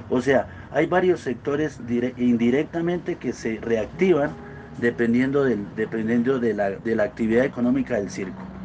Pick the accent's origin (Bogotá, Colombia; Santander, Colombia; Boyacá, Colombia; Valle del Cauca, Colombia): Boyacá, Colombia; Corrales; soy un empresario boyacense, nacido en el municipio de Corrales